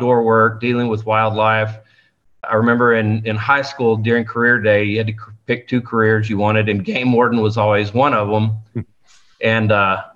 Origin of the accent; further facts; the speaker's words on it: South Texas, United States; I was born and raised here in South Texas in the heart of the oil field